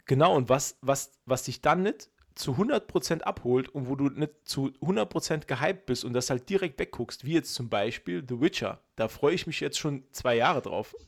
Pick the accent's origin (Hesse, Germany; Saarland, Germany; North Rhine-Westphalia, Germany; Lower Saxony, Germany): Saarland, Germany; als Saarländer